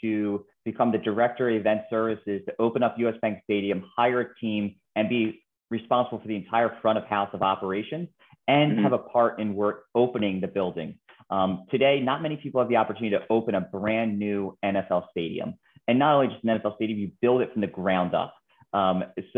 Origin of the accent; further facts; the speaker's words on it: Philadelphia, Pennsylvania, United States; moved away as an adult; also born or lived in Minneapolis / Washington, D.C.; Born and raised in Philadelphia, you know, Eagles fan at heart